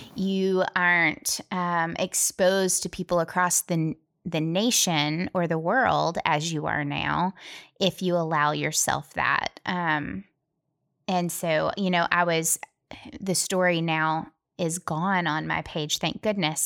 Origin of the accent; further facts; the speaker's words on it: Tennessee, United States; We're from Tennessee